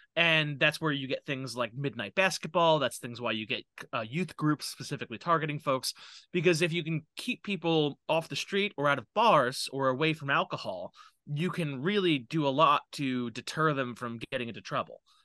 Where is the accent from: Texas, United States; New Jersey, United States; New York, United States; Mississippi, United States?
New York, United States; New York City; I am from New York City. I, I live there right now. I live in Queens